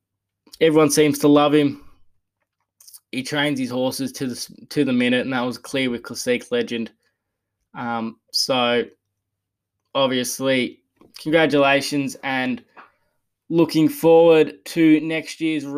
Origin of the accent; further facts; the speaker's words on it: Geelong, Victoria, Australia; I might actually just quickly highlight yesterday in my hometown of Geelong